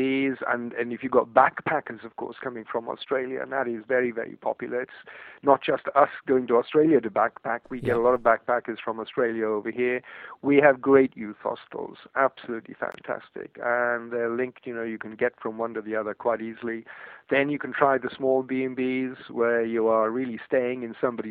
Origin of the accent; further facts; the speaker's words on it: Wales, United Kingdom; first language Welsh; English is a second language; that's my first language. It's Welsh